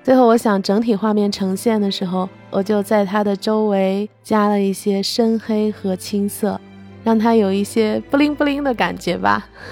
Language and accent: Chinese; Baoji, Shaanxi, China; 我生长在华夏始祖炎帝故里青铜器之乡的大宝鸡